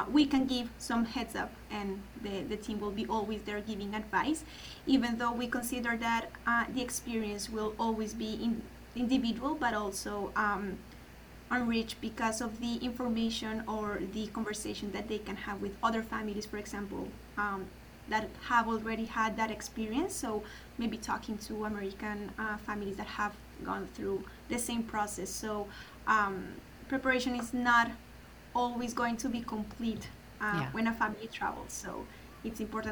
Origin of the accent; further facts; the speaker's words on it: Bogotá, Colombia; also born or lived in Italy; I was born and raised in Bogota, Colombia